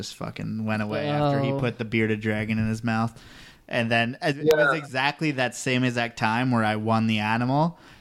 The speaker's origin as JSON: {"language": "English", "area": "the Northeast", "region": "New York", "country": "United States", "tie": "born or raised there", "moved": "yes", "lives_now": "Dallas, United States", "said": "I was born in New York"}